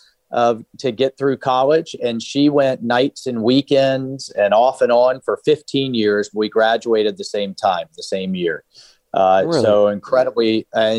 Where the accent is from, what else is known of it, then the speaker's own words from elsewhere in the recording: Jacksonville, Florida, United States; I was born in South Florida, but grew up in Northeast Florida, in Jacksonville, big Navy town